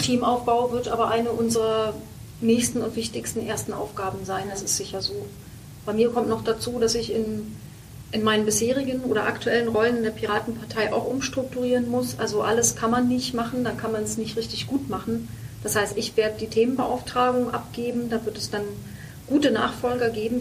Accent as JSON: {"language": "German", "region": "Brandenburg", "country": "Germany", "said": "ich bin Brandenburgerin"}